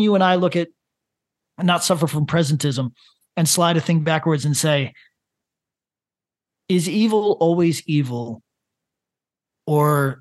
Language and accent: English; Northeast of the United States, United States; I'm from the Northeast of the United States